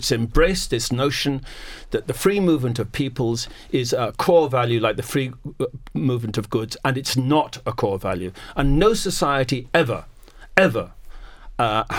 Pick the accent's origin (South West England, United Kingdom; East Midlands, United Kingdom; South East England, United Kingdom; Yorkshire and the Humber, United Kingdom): East Midlands, United Kingdom; Leicester; I was born in Leicester. In my lifetime, Leicester has been transformed